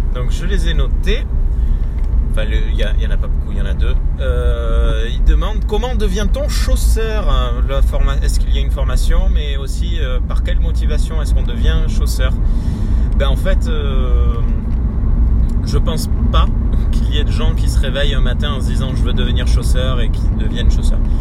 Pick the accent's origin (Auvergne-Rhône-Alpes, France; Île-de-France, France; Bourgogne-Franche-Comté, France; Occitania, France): Occitania, France; Gers; moved away as an adult; also born or lived in Libourne / Toulouse; on est originaire du Gers